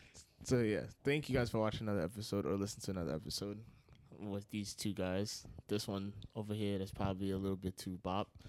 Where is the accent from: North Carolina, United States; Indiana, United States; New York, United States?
New York, United States; Yonkers; I'm from Yonkers. So is Danny. Mm-hmm. And we've lived here pretty much our whole lives